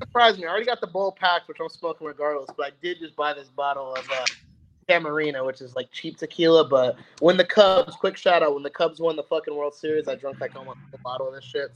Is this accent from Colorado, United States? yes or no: no; Indianapolis, Indiana, United States; moved away as an adult; now in Arizona, United States; originally from Indianapolis, Indiana, jumped ship and moved all the way out to Arizona